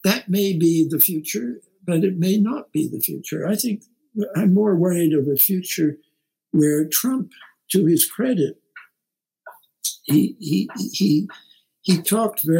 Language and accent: English; Canada; now in United States; I'm a Canadian